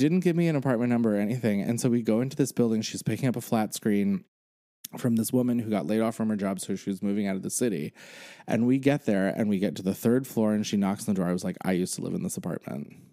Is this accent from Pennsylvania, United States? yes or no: yes; Pennsylvania, United States; moved away as an adult; now in New York, United States; I now have lived in New York as long as I grew up in Pennsylvania.